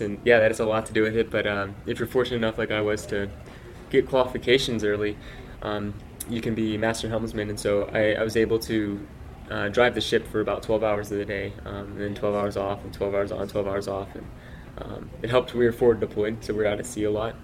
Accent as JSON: {"language": "English", "area": "Dallas Fort Worth area", "region": "Texas", "country": "United States", "tie": "born or raised there", "said": "I grew up in Texas, and so uh, I uh, grew up in Dallas Fort Worth area"}